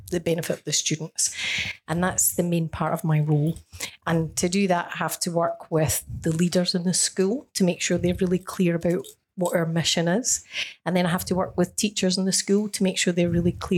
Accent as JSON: {"language": "English", "region": "Scotland", "country": "United Kingdom", "tie": "born or raised there", "moved": "yes", "lives_now": "Australia", "said": "I come from Scotland"}